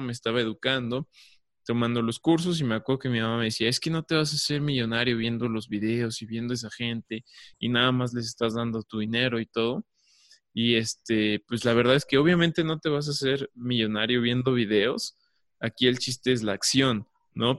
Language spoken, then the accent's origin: Spanish; Mexico; yo estoy aquí en México